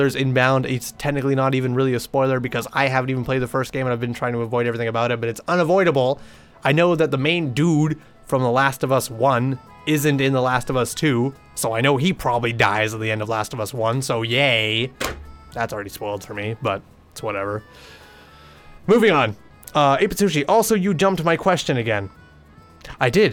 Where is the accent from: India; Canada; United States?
Canada; British Columbia; I'm from the province of British Columbia